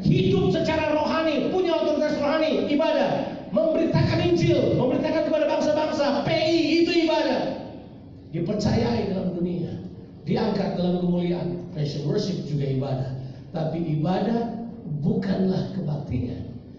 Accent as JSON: {"language": "Indonesian", "town": "Ambon", "region": "Maluku", "country": "Indonesia", "said": "Saya orang Ambon dan saya lahir terburu-buru"}